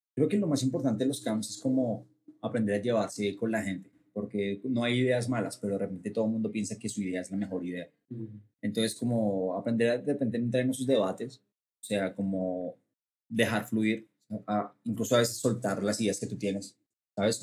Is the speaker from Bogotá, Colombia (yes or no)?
yes; Bogotá, Colombia; moved away as an adult; now in Mexico; soy eh, cantante y compositor de Colombia, nací en Bogotá, y me vine a México hace cuatro años